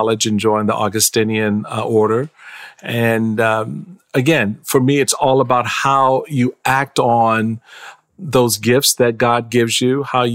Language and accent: English; Washington, District of Columbia, United States; also born or lived in Prince George's County, Maryland; I was born at Andrews Air Force Base here in Prince George's County, where I now live, but I was raised in Washington, D.C.